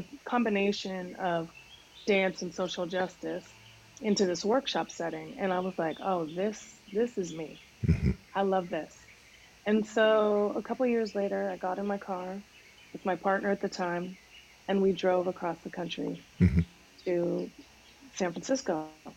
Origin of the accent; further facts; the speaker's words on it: Canada; moved away as an adult; also born or lived in Bahamas; now in United States; And I grew up in Canada, in the Bahamas, and then came to the States when I was 19. So three countries, you know, in 20 years